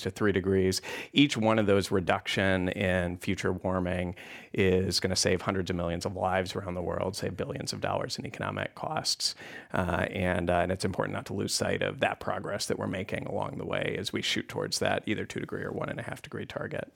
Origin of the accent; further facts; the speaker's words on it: Wyoming, United States; moved away; I grew up in Wyoming